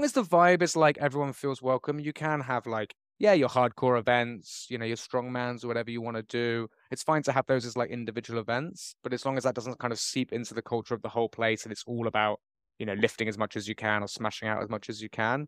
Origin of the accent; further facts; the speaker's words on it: Bristol, South West England, United Kingdom; moved away as an adult; now in Bangkok, Thailand; I've been in Bangkok for twenty years now. I grew up in Bristol